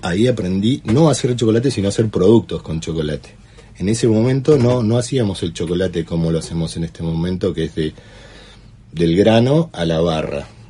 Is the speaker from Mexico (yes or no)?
no; San Carlos de Bariloche, Río Negro, Argentina; Soy nacido acá, sí, me crié acá.